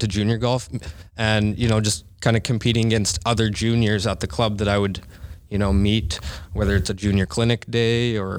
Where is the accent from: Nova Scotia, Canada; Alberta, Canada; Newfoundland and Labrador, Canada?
Nova Scotia, Canada; Waverly Heights; We grew up in Waverly Heights, right across the street from Chancellor Elementary School.